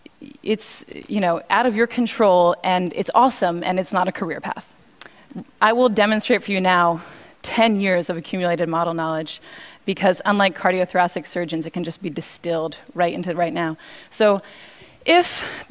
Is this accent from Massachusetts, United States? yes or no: yes; Cambridge, Massachusetts, United States; I grew up in Cambridge, and one time I went into a store and I forgot my money and they gave me the dress for free.